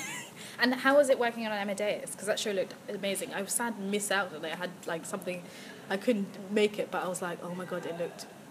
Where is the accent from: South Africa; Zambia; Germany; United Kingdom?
Zambia; I'm from Zambia